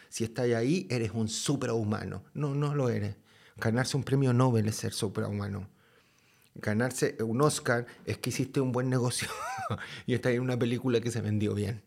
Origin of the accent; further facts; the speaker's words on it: Chile; moved away; soy de Chile